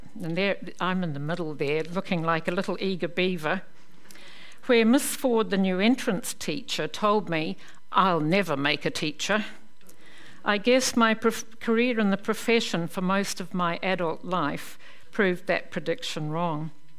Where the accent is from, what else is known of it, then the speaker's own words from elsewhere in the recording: New Zealand; also born or lived in Belfast, United Kingdom; I turned 5 on the boat coming out to New Zealand